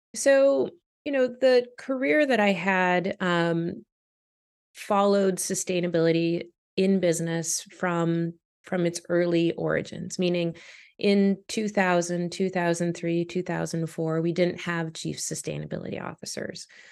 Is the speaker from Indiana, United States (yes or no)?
no; Boston, Massachusetts, United States; also born or lived in Canada; we moved to Boston, which is where I spent most of my childhood, um, and I eventually became a U S citizen at eighteen. Um, so Boston is my hometown